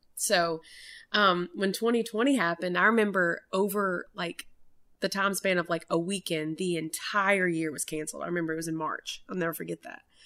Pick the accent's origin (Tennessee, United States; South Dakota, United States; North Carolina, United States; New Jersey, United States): Tennessee, United States; Maryville; moved away as an adult; now in Nashville, United States; we are both from Maryville